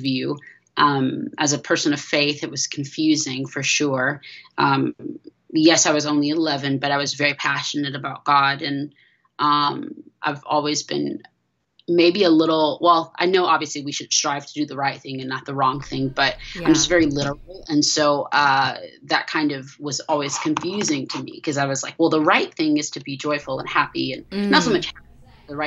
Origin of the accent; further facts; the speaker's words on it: Georgia, United States; also born or lived in California; I grew up in Georgia